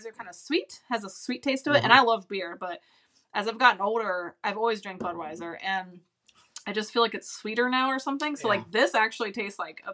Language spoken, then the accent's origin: English; Ohio, United States; we're from Ohio